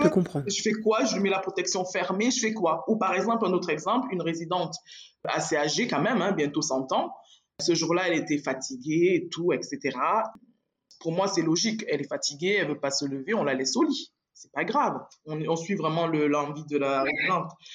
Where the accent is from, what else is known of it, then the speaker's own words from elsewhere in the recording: France; moved away as an adult; now in Switzerland; moi je suis française. D'accord. J'ai exercé en France et je vivais en France. Je suis arrivée en Suisse il y a six mois